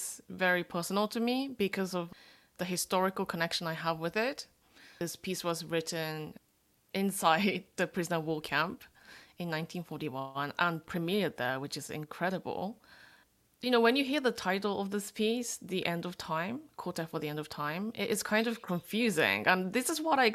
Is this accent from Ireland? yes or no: no; Japan; I'm a third generation Korean, born and raised in Japan.